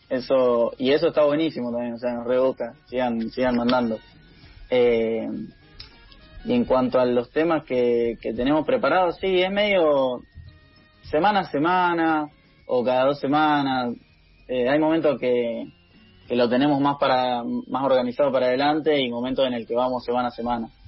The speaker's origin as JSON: {"language": "Spanish", "town": "Venado Tuerto", "region": "Santa Fe", "country": "Argentina", "lives_now": "Buenos Aires, Argentina", "said": "El, el favorito mío es el 17. fue el primer bondi que me tomé cuando llegué a Buenos Aires desde Venado Tuerto"}